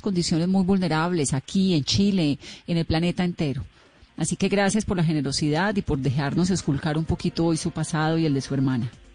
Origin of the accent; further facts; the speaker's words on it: Colombia; como colombiana